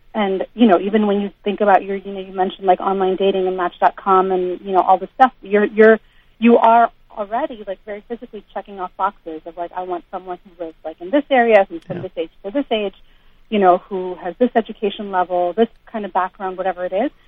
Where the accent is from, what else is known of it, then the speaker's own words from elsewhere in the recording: United States; I was raised like in the United States